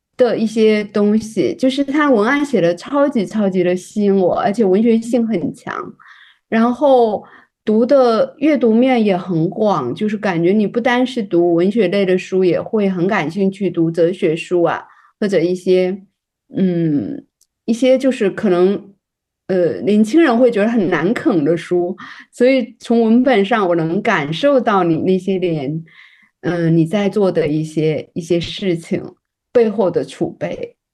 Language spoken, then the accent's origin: Chinese; China; 我作为一个，呃，土生土长的中国女性